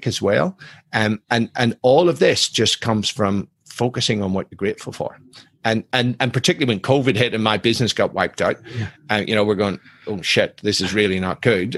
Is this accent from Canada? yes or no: no; Ireland; I'm Irish, I'm ex-military